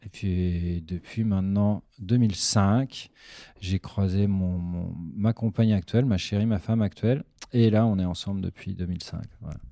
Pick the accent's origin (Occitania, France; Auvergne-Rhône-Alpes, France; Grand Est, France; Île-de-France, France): Île-de-France, France; Pontoise; moved away as an adult; also born or lived in Belgium; on a déménagé en banlieue parisienne pour le travail de mon père. à Pontoise, dans le, dans le 9-5. Et c'est là où j'ai vécu toute mon enfance, en fait, jusqu'à mes 18-19 ans.